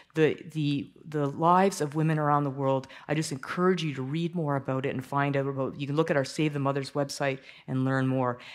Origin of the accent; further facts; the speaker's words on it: Toronto, Ontario, Canada; I grew up in Toronto, a church called People's Church.